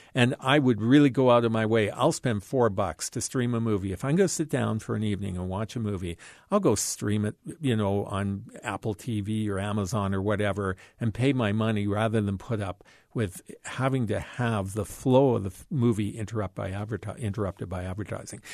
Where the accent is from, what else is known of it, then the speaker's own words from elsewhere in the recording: Canada; as a Canadian